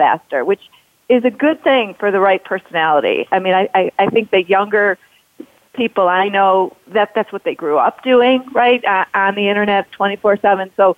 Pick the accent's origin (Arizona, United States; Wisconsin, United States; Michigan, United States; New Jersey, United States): Michigan, United States; Detroit; we're all from here, or Pamela's from Ohio, but there's something special about being a Midwesterner